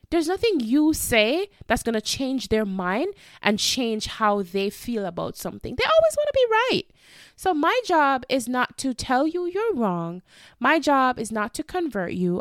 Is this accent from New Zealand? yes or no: no; Jamaica; we are from the Caribbean, we are from Jamaica